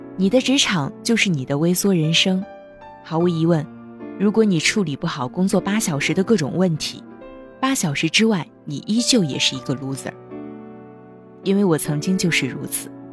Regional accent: northern China, China; 我是北方人，以前口味偏重，好吃肉

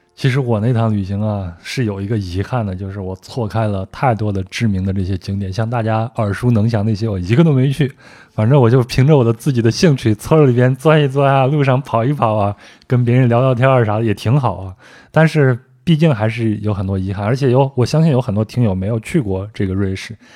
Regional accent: Guizhou, China; 我对们贵州那边的苗族的

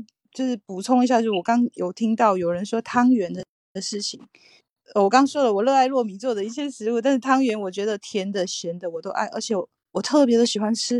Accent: Taiwan; 我我来自台湾，然后我现在也在台湾。

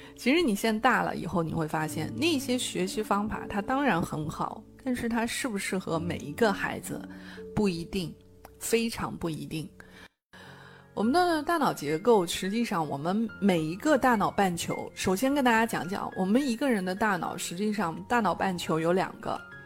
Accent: China; 我们中国人

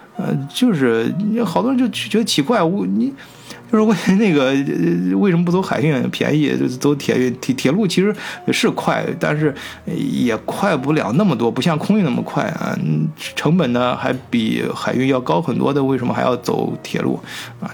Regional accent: China; 身为中国人吧

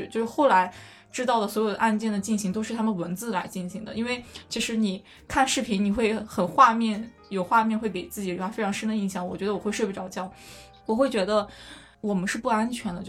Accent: near Xuzhou, Jiangsu, China; moved away as an adult; now in Japan; 徐州其实离我家开车只要三十分钟。

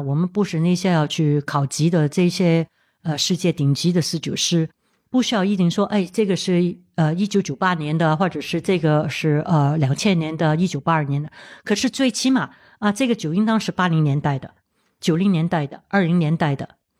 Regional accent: Hong Kong; 我在香港出生的，土生土长， 当然从小的时候我也会有接触到这些红酒啊、香槟

